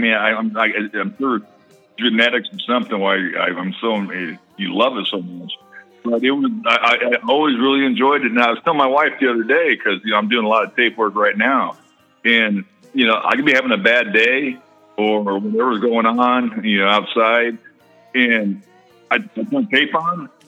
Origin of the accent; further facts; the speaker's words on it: Oakland, California, United States; I was born in Oakland. My dad just re, just retired from the Raiders.